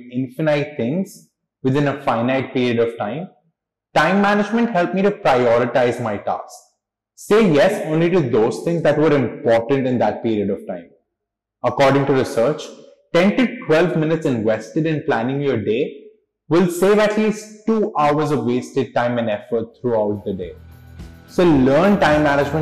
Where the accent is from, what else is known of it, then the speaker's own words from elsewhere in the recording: Mumbai, Maharashtra, India; moved away as an adult; also born or lived in Los Angeles / Hong Kong / Milan; I am born and raised in Mumbai